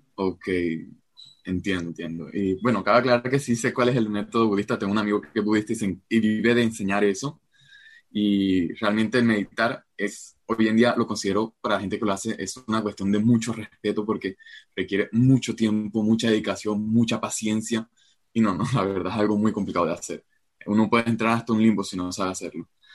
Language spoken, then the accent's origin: Spanish; Colombia; soy de Colombia